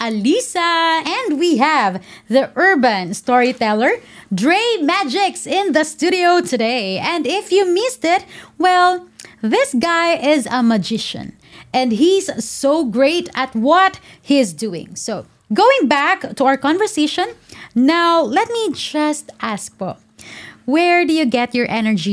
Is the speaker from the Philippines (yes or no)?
yes; Philippines; For the Filipinos, it's really actually for me as a Filipino, it's a big deal like for you to like speak in Tagalog.